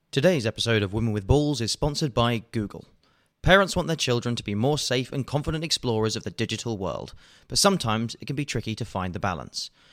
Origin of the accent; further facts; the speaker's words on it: Worcestershire, West Midlands, United Kingdom; moved away as an adult; also born or lived in Moscow, Russia; I come from the Midlands, Worcestershire. We lived in a village, but it was more like a housing estate somewhere between Worcester and Pershore.